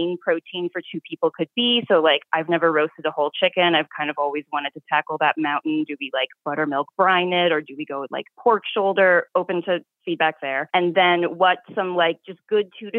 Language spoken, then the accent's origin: English; New York City, New York, United States; now in Philadelphia, United States; I'm originally from Brooklyn, New York